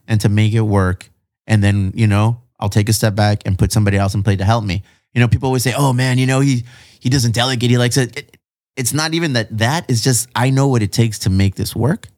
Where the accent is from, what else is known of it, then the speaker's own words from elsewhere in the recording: Chula Vista, California, United States; all of my life, I've been here in Chula Vista